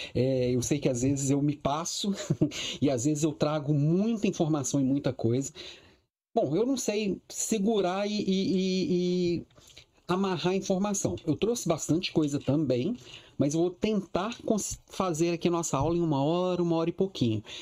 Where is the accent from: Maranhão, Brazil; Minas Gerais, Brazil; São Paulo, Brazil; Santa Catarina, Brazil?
Minas Gerais, Brazil; now in Florianópolis, Brazil; Eu, eu sou mineiro